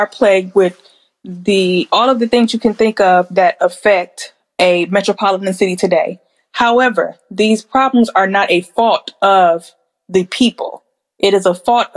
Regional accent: Detroit, Michigan, United States; when I would go out of the country as a kid and tell people I'm from Detroit

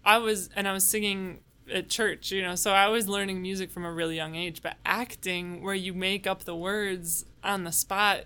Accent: suburb of Chicago, Illinois, United States; I grew up in a suburb of Chicago

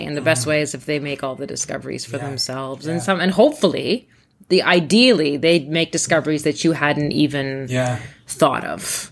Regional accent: Thunder Bay, Ontario, Canada; English is a second language; I grew up in Thunder Bay

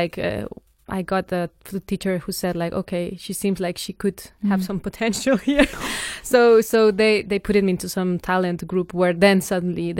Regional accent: La Paz, Bolivia; now in Denmark; I come from La Paz

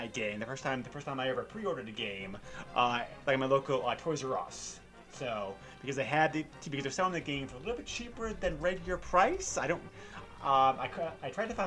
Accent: New Hampshire, United States; I grew up in New Hampshire, so you know, we kind of lived in the boonies.

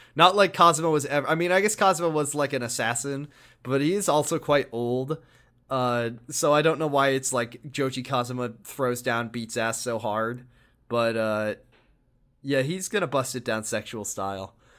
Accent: United States; We're American, too

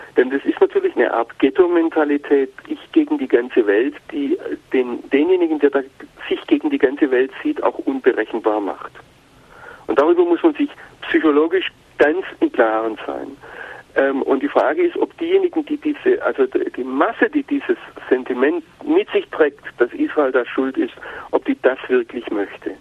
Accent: Germany; als Deutsche

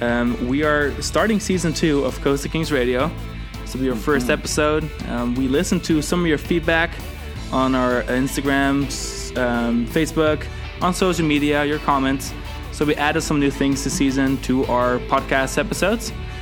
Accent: Netherlands; I'm from the Netherlands, yeah.

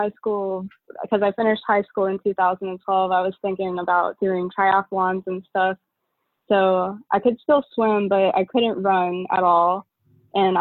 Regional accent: Memphis, Tennessee, United States; moved away as an adult; also born or lived in Chattanooga, Tennessee; now in St. Petersburg, United States; I'm originally from Memphis, Tennessee, and I went to college in Chattanooga, Tennessee.

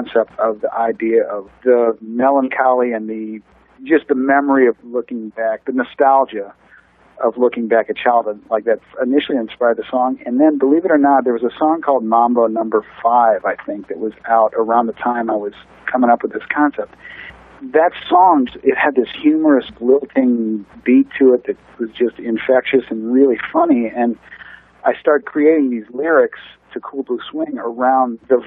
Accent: St. Louis, Missouri, United States; moved away as an adult; also born or lived in New York; now in Nashville, United States; growing up in St. Louis

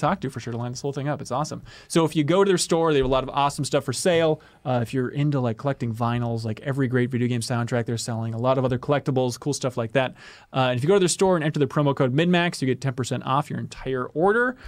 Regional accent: New London, Minnesota, United States; born or raised there

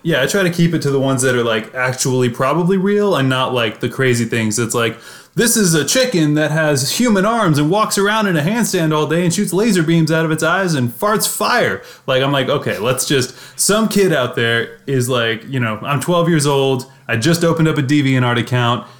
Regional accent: Missouri, United States

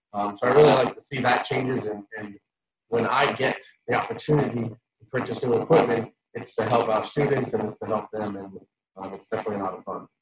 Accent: New York, United States; moved away as an adult; now in South Carolina, United States; I'm from New York

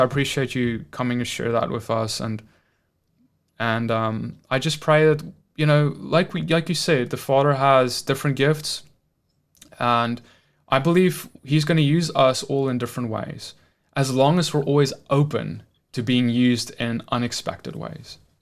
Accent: South Africa; moved away; I'm from South Africa where we have like, is it t, ten or twelve official languages

